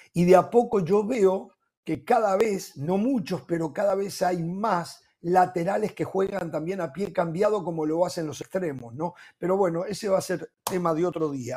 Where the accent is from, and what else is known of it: Uruguay